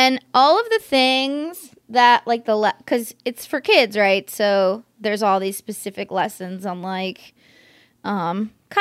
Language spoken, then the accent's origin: English; Bay Area, California, United States; When I was a kid, I grew up in the Bay Area.